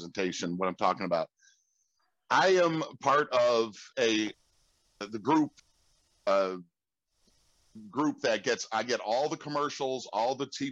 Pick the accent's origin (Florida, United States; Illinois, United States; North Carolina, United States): Illinois, United States; Chicago; I grew up on the South Side of Chicago